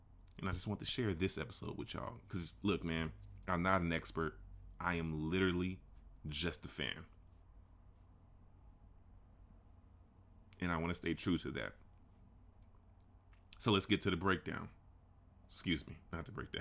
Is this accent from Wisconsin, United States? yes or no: no; Chicago, Illinois, United States; being a Chicagoan